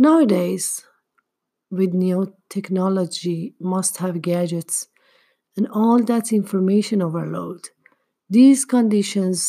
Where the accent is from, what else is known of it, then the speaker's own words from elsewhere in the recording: Tehran, Tehran Province, Iran; moved away; when I was younger and still lived in my hometown, Tehran